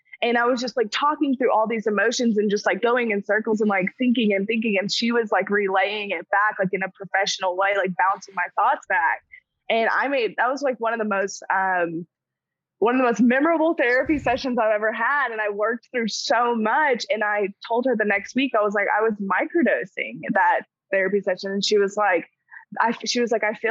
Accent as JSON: {"language": "English", "region": "Arkansas", "country": "United States", "said": "I'm from Arkansas, which is in the South"}